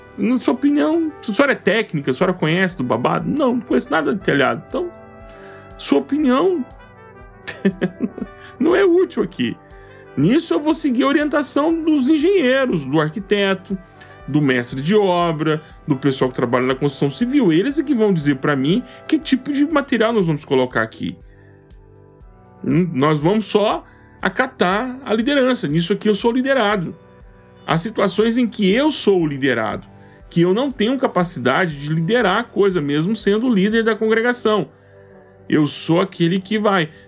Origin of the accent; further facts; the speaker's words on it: Goiás, Brazil; eu sou goiano do pé rachado